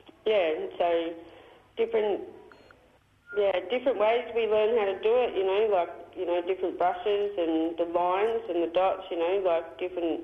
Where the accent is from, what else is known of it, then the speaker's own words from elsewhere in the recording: Lakes Entrance, Victoria, Australia; I'm from Lakes Entrance